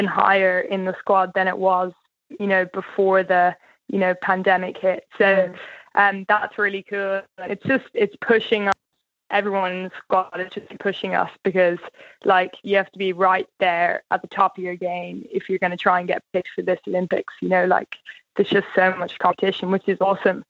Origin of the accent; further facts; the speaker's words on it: Ireland; as the Irish people